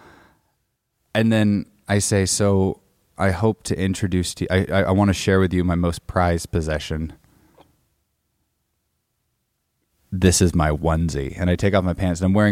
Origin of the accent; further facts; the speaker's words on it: Bellingham, Washington, United States; moved back up to Bellingham, Washington, my hometown